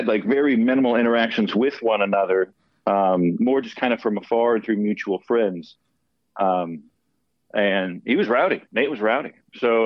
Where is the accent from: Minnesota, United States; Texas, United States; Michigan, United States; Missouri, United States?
Texas, United States; Dallas; I'm originally from Dallas, Texas. Grew up in a musical family